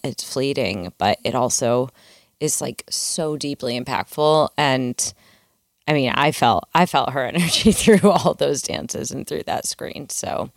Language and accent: English; Midwest, United States; I grew up in the Midwest, um, sort of in the middle of, like, a cornfield